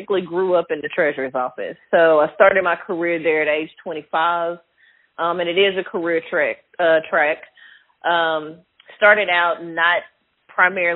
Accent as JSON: {"language": "English", "town": "Little Rock", "region": "Arkansas", "country": "United States", "tie": "born or raised there", "also_born_or_lived": "Desha County, Arkansas", "said": "Born and raised in Arkansas, started out in Deschutes County, McGee. My dad's family is from the area, moved to Little Rock, sixth grade"}